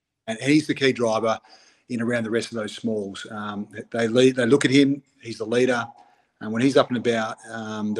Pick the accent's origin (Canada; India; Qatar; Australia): Australia; Broken Hill, New South Wales; I grew up in Outback, New South Wales. In Broken Hills